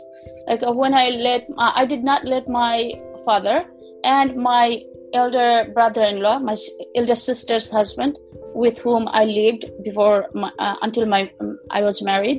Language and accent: English; Patuakhali, Barisal Division, Bangladesh; moved away as an adult; also born or lived in Dhaka, Bangladesh; now in New York, United States; I was born in Potuakhali district in Borishal division, in a extremely rural village